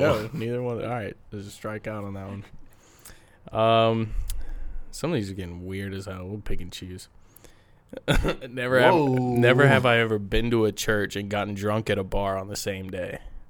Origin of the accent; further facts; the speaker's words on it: Alabama, United States; I'm from Alabama.